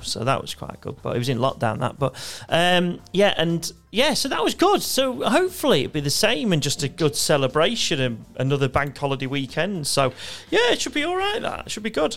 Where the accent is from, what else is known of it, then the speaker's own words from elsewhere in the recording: United Kingdom; as British sort of kids